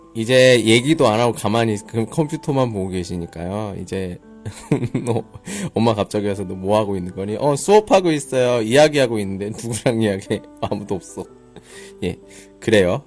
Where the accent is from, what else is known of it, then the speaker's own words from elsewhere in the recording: Daejeon, South Korea; 저는 따티엔, 대전 사람이에요